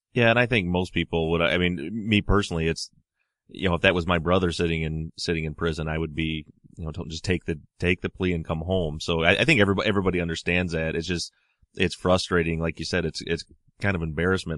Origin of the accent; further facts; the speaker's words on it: Michigan, United States; I'm from Michigan, so the weather here is obviously a little bit different than out in Baltimore